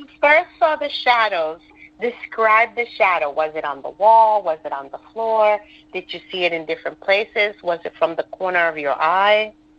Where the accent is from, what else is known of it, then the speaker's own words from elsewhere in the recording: Conway, South Carolina, United States; I'm from Conway, South Carolina.